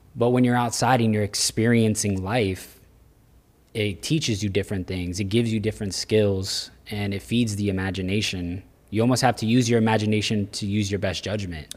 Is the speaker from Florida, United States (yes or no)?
yes; Florida, United States; also born or lived in New York; Born in New York, but Florida is what raised me